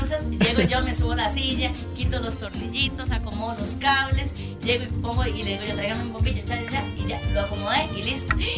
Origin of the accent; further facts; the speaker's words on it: Desamparados, San José, Costa Rica; nací y bueno, crecí en Desamparados